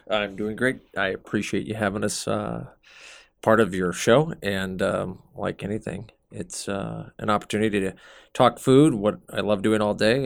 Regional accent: Omaha, Nebraska, United States; moved away as an adult; also born or lived in San Francisco, California; when I came back to Omaha

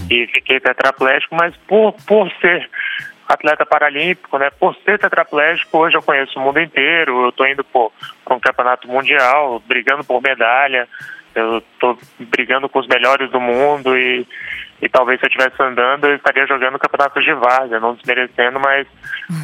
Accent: Brasília, Federal District, Brazil; also born or lived in Amazonas / São Paulo; eu sou amazonense, uhum. mas fui criado aqui em Brasília

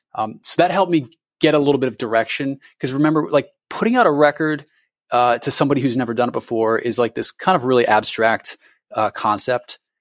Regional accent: Connecticut, United States; moved away as an adult; also born or lived in Vermont; Connecticut where I had, you know, gone to high school

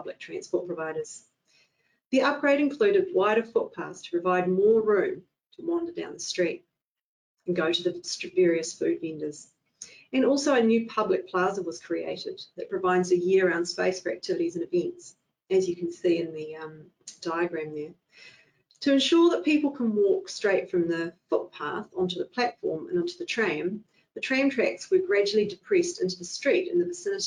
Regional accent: Nelson, New Zealand; I grew up in the Nelson area

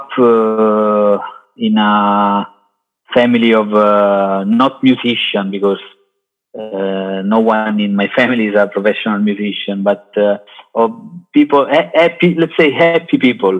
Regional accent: Caserta, Campania, Italy; English is a second language; moved away as an adult; also born or lived in Naples / London; now in Milan, Italy; I was born in Naples, but I grew up in Caserta area. Until I was 23 years old

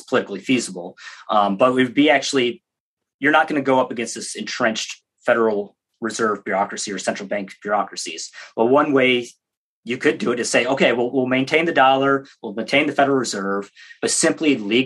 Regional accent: Michigan, United States; I grew up in Michigan near the Canadian border

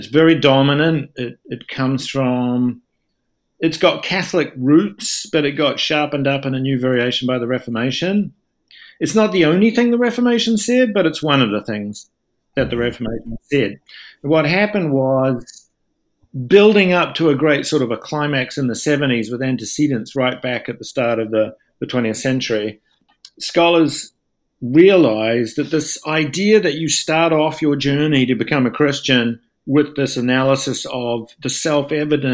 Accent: New Zealand; moved away as an adult; also born or lived in Toronto, Canada / Dunedin, New Zealand / London, United Kingdom; now in United States; I am originally from New Zealand

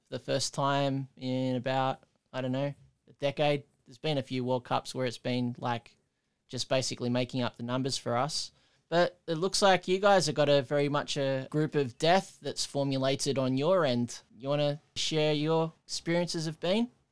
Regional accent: Australia; being an Australian

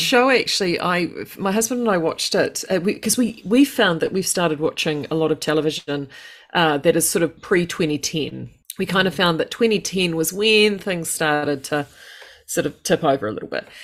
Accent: United Kingdom; being British

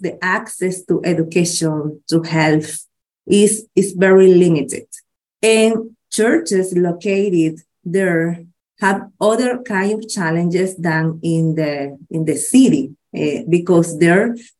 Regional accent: Managua, Nicaragua; Oh, yes. I'm from Nicaragua. I'm from Managua. Managua is the capital city of the country. I'm from Managua.

